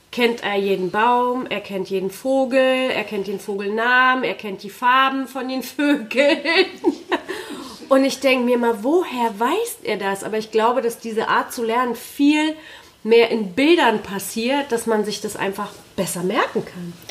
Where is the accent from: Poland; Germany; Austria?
Poland; ich bin in Polen zur Schule gegangen